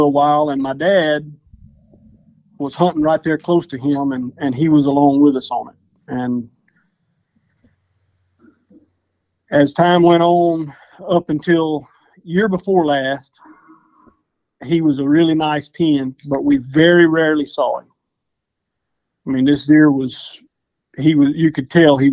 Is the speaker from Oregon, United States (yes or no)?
no; DeQuincy, Louisiana, United States; I'm from De Quincy, Louisiana